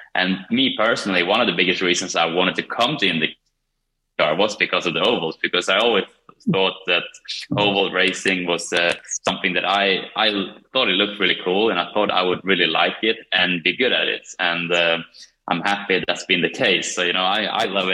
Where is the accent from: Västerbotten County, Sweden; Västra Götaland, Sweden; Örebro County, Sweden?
Örebro County, Sweden; Kumla; moved away; my hometown, Kumla